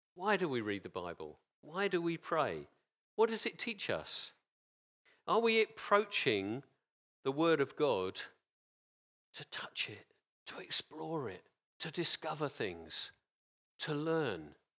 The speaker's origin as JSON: {"language": "English", "region": "England", "country": "United Kingdom", "tie": "born or raised there", "said": "I'm English. I was born in England of English parents."}